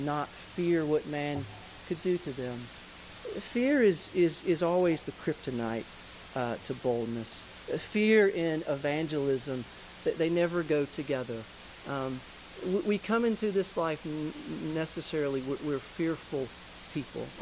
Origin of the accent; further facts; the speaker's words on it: Georgia, United States; I'm from Georgia. I love the South. I'm a kind of a deep Southern kind of guy